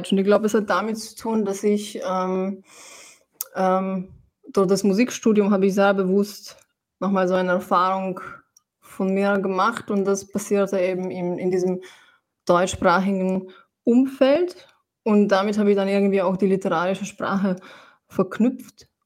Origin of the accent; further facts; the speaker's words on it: Slovenia; German is a second language; moved away as an adult; also born or lived in Ljubljana / Germany; now in Vienna, Austria; ich wurde in Slowenien geboren und ich habe die ersten 18 Jahre habe ich in Slowenien verbracht. Und ich habe aber schon sehr früh, also, ähm, also diesen Wunsch gespürt äh, zu schreiben und habe eben auf Slowenisch schon geschrieben. Und dann kam ich mit 18 nach Wien.